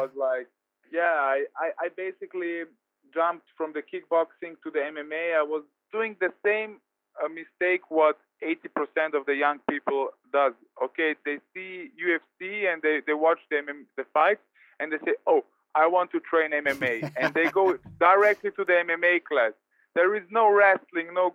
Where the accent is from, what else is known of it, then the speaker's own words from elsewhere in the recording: Vienna, Austria; here in Vienna, in my hometown